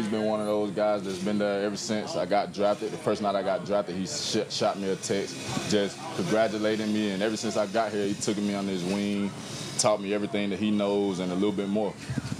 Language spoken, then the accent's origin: English; Georgia, United States; moved away as an adult; now in Jacksonville, United States; I'm from the state of Georgia.